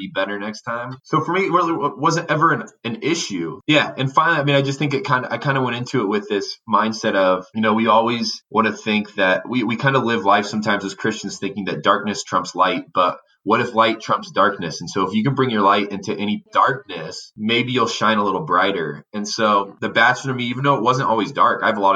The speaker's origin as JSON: {"language": "English", "region": "Indiana", "country": "United States", "tie": "born or raised there", "said": "I grew up in Indiana"}